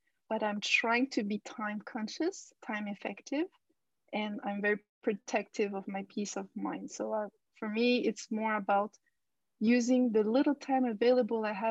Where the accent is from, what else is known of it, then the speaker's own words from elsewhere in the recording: France; also born or lived in Japan; now in Istanbul, Turkey; I was born in Japan and I grew up in France, but I live in Istanbul now.